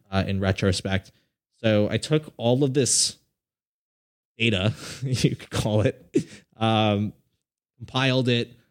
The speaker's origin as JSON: {"language": "English", "region": "South Florida", "country": "United States", "tie": "born or raised there", "said": "I grew up in South Florida"}